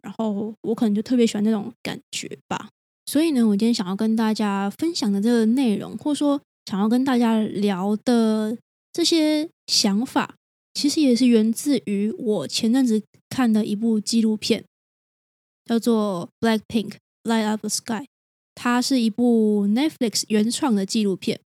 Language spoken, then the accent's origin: Chinese; Taiwan; 就算都是台湾人好了，我们很类似的文化背景